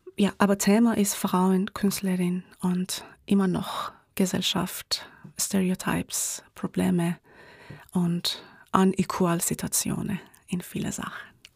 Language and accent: German; Tehran, Tehran Province, Iran; German is a second language; moved away as an adult; now in Graz, Austria; woher kommst du? Ich sage immer aus dem Iran